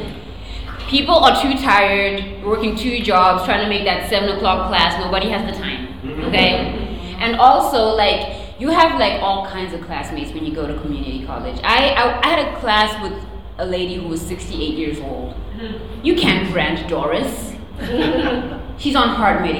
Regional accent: Zimbabwe; now in United States; I was born in a country called Zimbabwe, which is not South Africa or Nigeria.

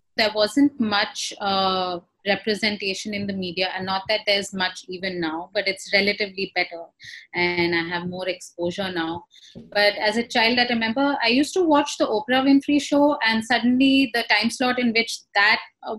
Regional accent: India; now in Ghana; I am a queer brown woman. My preferred pronouns are she and her. And I'm originally from India, but I currently live and work in Ghana.

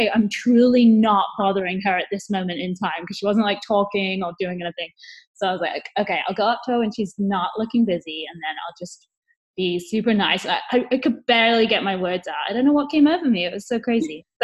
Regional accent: England, United Kingdom; I'm English

